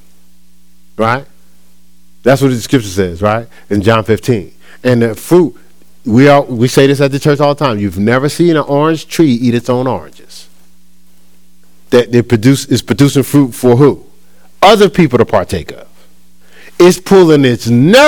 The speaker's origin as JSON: {"language": "English", "region": "New Jersey", "country": "United States", "tie": "born or raised there", "said": "my hometown in New Jersey"}